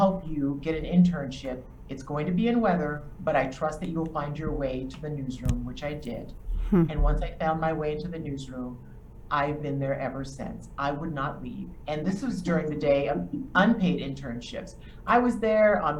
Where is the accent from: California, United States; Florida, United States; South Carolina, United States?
South Carolina, United States; Charleston; moved away as an adult; I am from Charleston, South Carolina, born on John's Island.